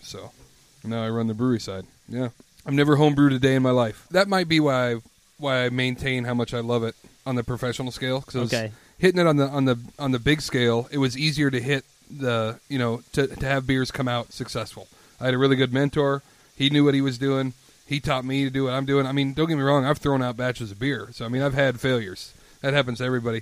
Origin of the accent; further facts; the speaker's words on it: Louisville, Colorado, United States; moved away as an adult; I grew up in Louisville. It's right outside of Boulder, Colorado